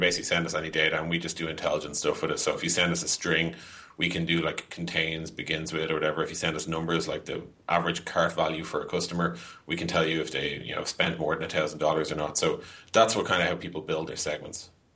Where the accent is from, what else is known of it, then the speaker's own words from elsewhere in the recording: Dublin, Leinster, Ireland; also born or lived in San Francisco; I am Irish, yeah, born and bred. I've basically lived in Dublin, Ireland